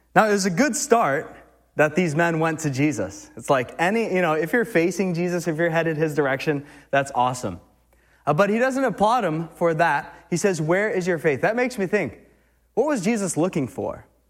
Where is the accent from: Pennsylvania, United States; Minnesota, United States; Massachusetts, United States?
Massachusetts, United States; now in New Hampshire, United States; I'm from Mass